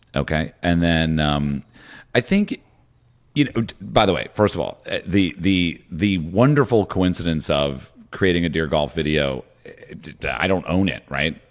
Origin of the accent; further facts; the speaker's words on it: Morristown, New Jersey, United States; moved away; also born or lived in Laurel Canyon, Los Angeles; I'm also from New Jersey.